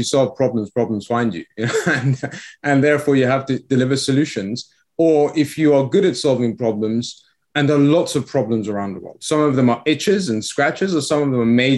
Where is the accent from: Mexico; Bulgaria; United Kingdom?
United Kingdom; England; accent: English; moved away as an adult; also born or lived in Iran; now in Florida, United States; we came to the UK